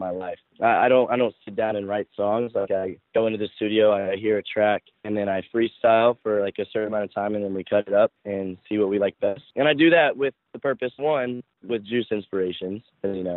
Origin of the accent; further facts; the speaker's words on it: the South, United States; now in Los Angeles, United States; I grew up in the South